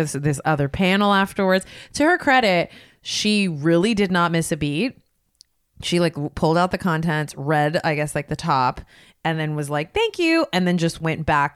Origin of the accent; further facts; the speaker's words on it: Los Gatos, California, United States; my hometown, Los Gatos